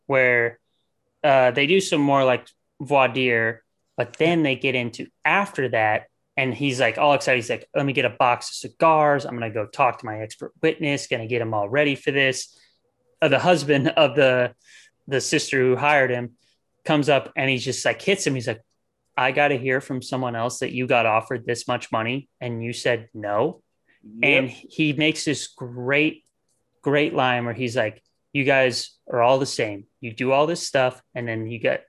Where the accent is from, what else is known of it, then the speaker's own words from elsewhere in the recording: Midwest, United States; I'm white and from the Midwest